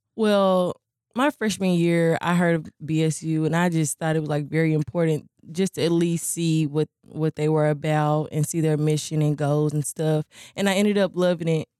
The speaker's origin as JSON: {"language": "English", "town": "Hopkinsville", "region": "Kentucky", "country": "United States", "said": "I'm from Hopkinsville, Kentucky"}